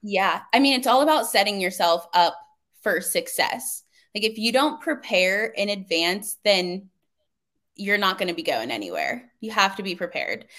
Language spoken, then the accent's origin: English; Coraopolis, Pennsylvania, United States; I'm from Pittsburgh, a really small town, unlike the outskirts. It's called Coriopolis.